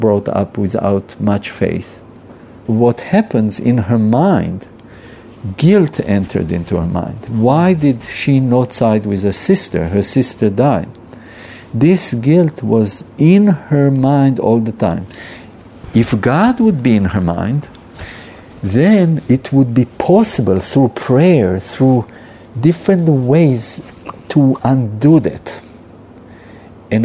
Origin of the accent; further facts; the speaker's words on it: Israel; I'm Jewish. I was born in Israel